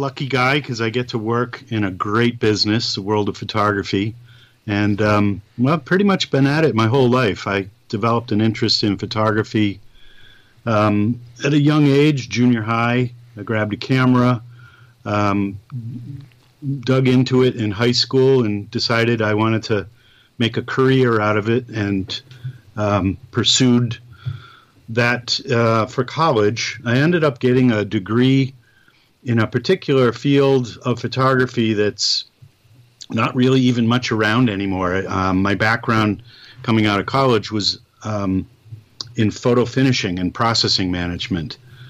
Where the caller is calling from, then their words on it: Connecticut, United States; I'm actually calling right from my home here in Connecticut.